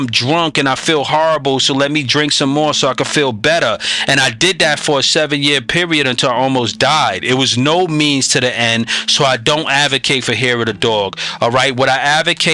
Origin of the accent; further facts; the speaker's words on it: New York, United States; I'm a New Yorker